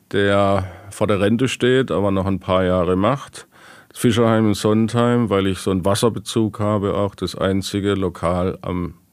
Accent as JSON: {"language": "German", "town": "Karlsruhe", "region": "Baden-Württemberg", "country": "Germany", "said": "ich bin Badener, ich komme aus Karlsruhe."}